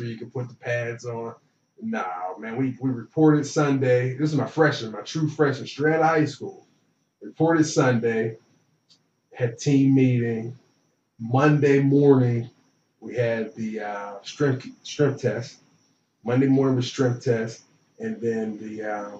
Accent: Beaver Falls, Pennsylvania, United States; moved away; I'm from Beaver Falls, Pennsylvania, which is right outside of Pittsburgh.

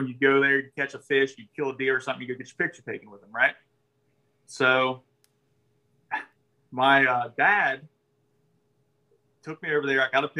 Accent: Greenfield, Ohio, United States; also born or lived in Florida; I was born in Florida. That's not really relative. I lived there for a year. I mean, my parents moved me to Greenfield when I was 1.

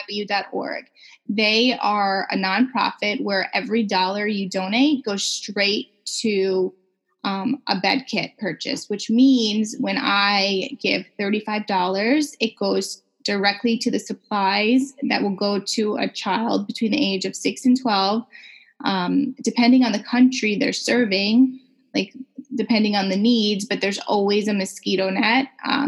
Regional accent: Canada; And I felt as a Canadian, not as important as other customers for other bigger brands that really weren't focused on our market.

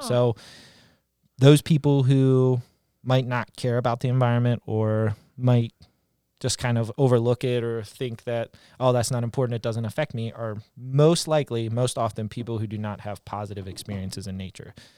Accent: Eastern Panhandle, West Virginia, United States; I grew up in West Virginia, Eastern Panhandle.

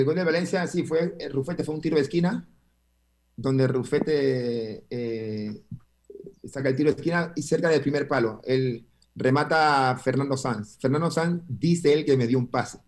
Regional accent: Panama; moved away; also born or lived in Argentina / Uruguay

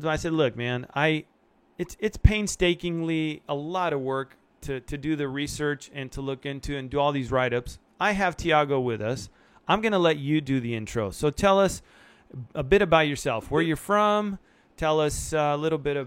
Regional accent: Argentina; now in United States; I was born in Argentina

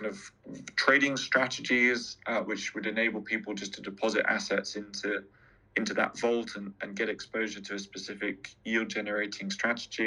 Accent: London, United Kingdom; I'm a Londoner

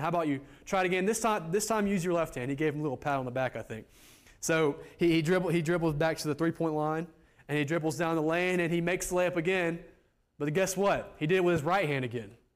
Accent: United States; moved away; me, an American

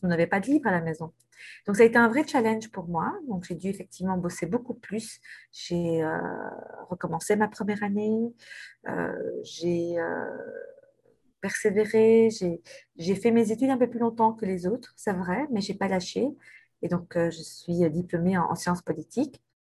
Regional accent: Brussels, Brussels-Capital Region, Belgium; je suis bruxelloise depuis toujours, en fait, parce que non seulement je, je suis née à Bruxelles

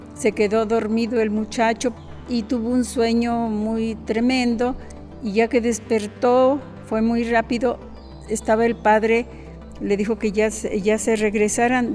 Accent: Autlán, Jalisco, Mexico; nací en Autlán

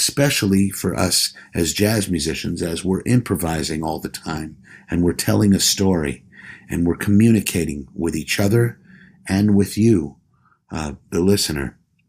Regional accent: New York City, New York, United States; New York City is my home. I grew up here on East 51st Street.

